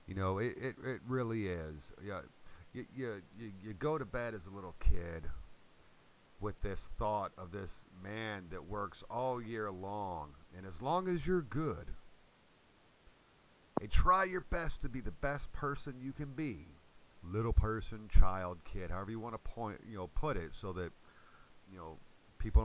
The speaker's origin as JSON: {"language": "English", "country": "United States", "said": "as an American"}